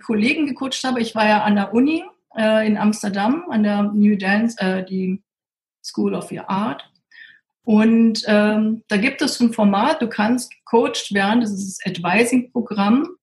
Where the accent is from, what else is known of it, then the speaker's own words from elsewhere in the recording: Berlin, Germany; Und ich komme ja aus Berlin.